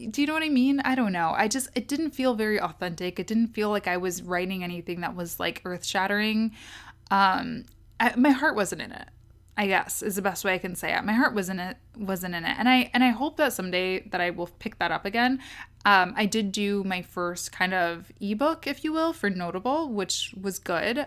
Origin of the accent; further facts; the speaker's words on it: Kalamazoo, Michigan, United States; moved away as an adult; also born or lived in Washington, D.C. / Ann Arbor, Michigan / Detroit, Michigan; am from Kalamazoo. Um, that's a town in Michigan